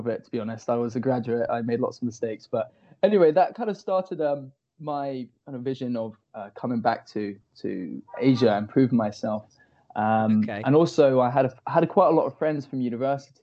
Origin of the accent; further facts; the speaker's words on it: Reading, South East England, United Kingdom; moved away as an adult; also born or lived in Bangor, Wales / Singapore; now in Shanghai, China; So I'm from Berkshire. I was born and raised in Berkshire, around the Reading area.